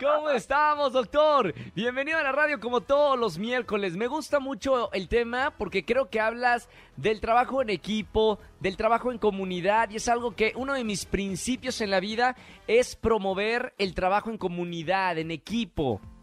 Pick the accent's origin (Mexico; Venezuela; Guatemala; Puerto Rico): Mexico